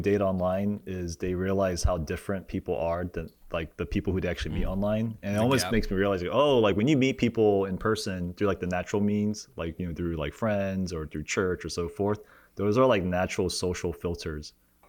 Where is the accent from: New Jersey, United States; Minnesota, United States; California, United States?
California, United States; Cerritos; because I grew up like in Cerritos and the OC